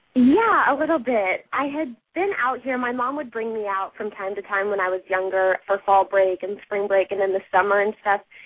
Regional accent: Aurora, Colorado, United States; moved away as an adult; now in Los Angeles, United States; I was born in Aurora, Colorado, and I grew up dancing there.

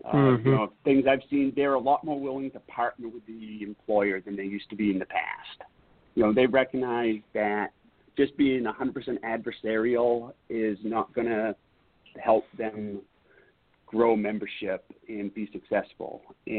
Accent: East Coast, United States; growing up on the East Coast, what you heard about the Teamsters was not really conducive to a partnership with employers.

